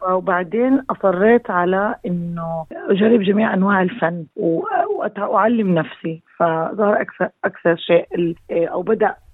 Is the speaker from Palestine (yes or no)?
yes; Gaza Strip, Palestine; لما بدي اقول لك انه انا كفلسطينيه وكميه التاثير اللي بيصير في فلسطين من خصوصا في غزه موطني